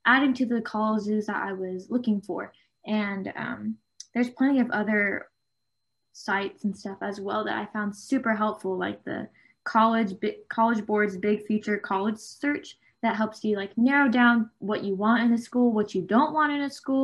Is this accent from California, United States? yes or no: yes; Southern California, United States; I am from Southern California